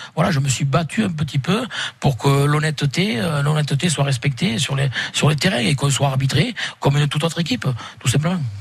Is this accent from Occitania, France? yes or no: yes; Occitania, France; nous sommes français, mais nous sommes fiers d'être catalans parce que nous sommes issus de, de familles catalanes